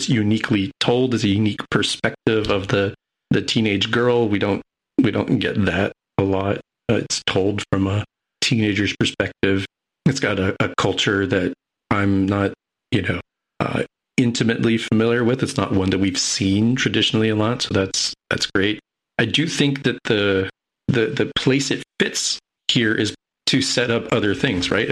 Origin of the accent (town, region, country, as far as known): United States